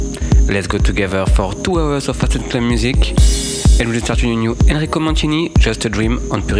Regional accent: Paris, Île-de-France, France; So I'm from Paris.

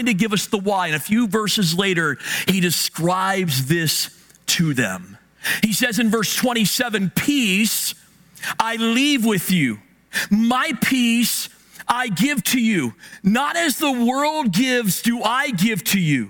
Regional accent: Hagerstown, Maryland, United States; Now, I'm from Hagerstown. I'm from the West End.

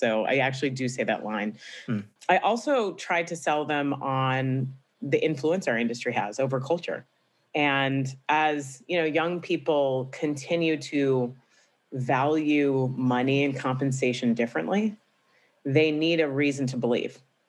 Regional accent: Tampa, Florida, United States; also born or lived in Atlanta / Boston; I grew up in Tampa, Florida, but okay. I grew up bouncing around a little bit.

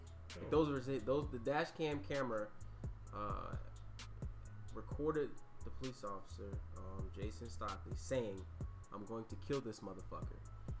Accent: Philadelphia, Pennsylvania, United States; my hometown, Philadelphia.

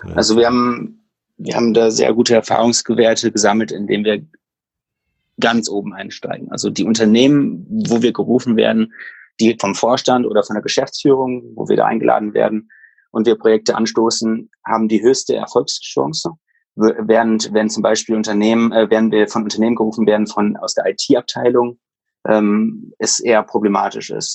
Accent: Düsseldorf, North Rhine-Westphalia, Germany; ich bin aufgewachsen in Düsseldorf

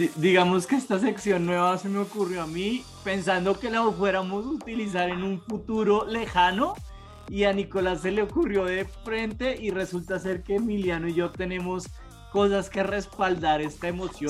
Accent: Bogotá, Colombia; los tres somos bogotanos

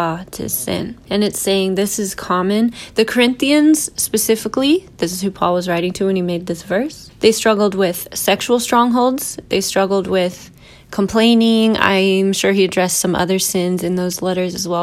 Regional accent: United States; as an American evangelical

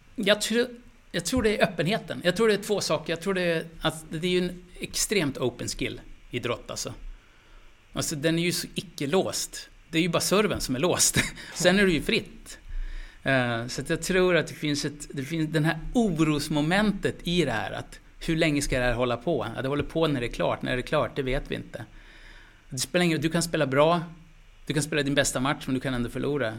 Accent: Skellefteå, Västerbotten County, Sweden; jag är från Skellefteå, det är arbetarbakgrund där alltså

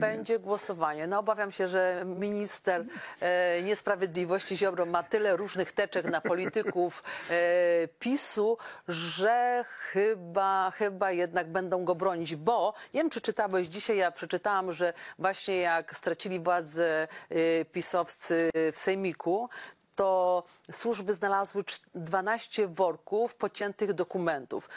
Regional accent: Podkarpacie, Subcarpathian Voivodeship, Poland; u nas na Podkarpaciu

